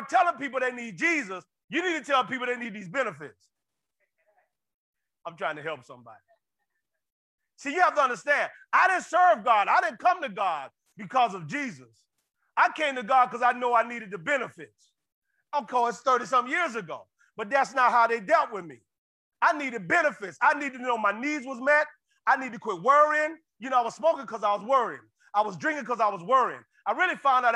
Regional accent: Florida, United States; I'm from Florida

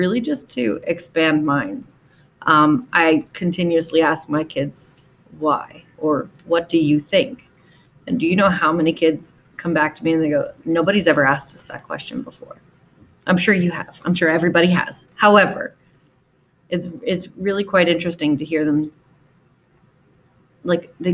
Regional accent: Havertown, Pennsylvania, United States; I grew up in Havertown, Pennsylvania. It's like right outside Philly

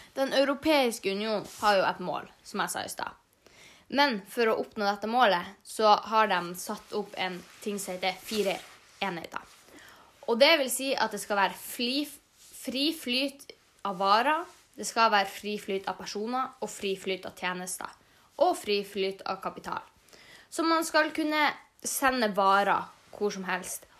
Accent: Norway; Vi har en ganske europeisk kultur, selv om vi er jo norsk

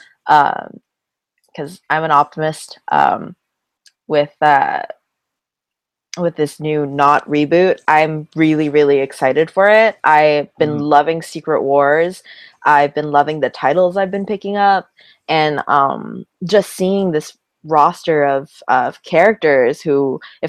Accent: Essex County, Ontario, Canada; he's from my hometown

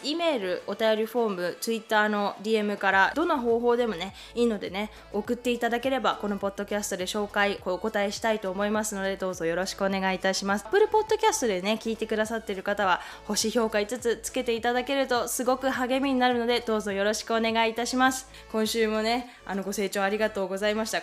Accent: Saitama, Japan; now in Canada; 埼玉県、埼玉市出身なんですけども

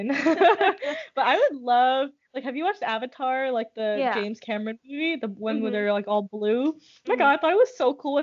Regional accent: Nigeria; moved away; when I was growing up in Nigeria

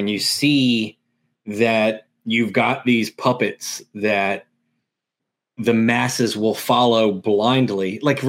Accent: near Greensboro, central North Carolina, United States; I'm just like 20 minutes outside of Greensboro.

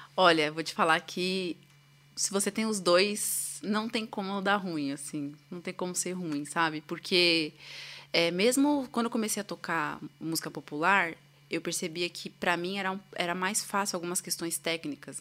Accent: São Paulo, Brazil; eu sou de São Paulo, né? Nasci aqui. E desde criança eu tive uma educação musical

